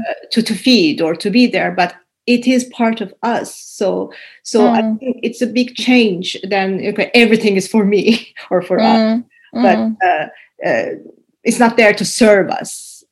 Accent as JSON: {"language": "English", "region": "Istanbul", "country": "Turkey", "second_language": "English", "lives_now": "Helsinki, Finland", "said": "when I came to Finland from Istanbul to Helsinki"}